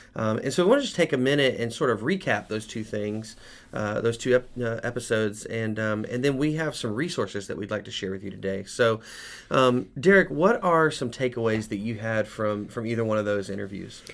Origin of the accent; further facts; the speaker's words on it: United States; as American men